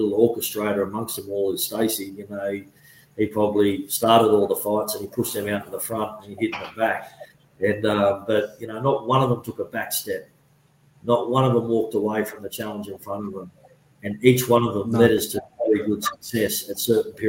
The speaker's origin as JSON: {"language": "English", "country": "Australia", "said": "I'm Australian, but there's no way in this world will I ever give up the opportunity or the privilege of calling myself a Kiwi"}